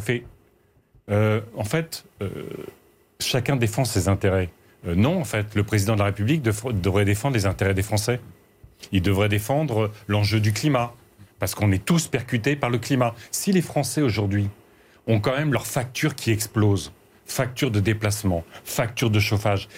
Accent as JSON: {"language": "French", "area": "Aisne, Picardy", "region": "Hauts-de-France", "country": "France", "said": "je viens de Picardie, je viens de l'Aisne. Et dans mon village"}